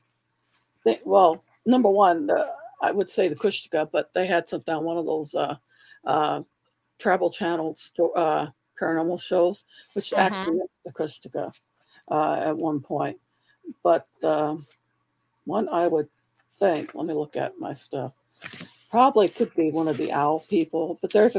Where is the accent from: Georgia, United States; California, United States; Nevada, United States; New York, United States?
California, United States; I grew up in California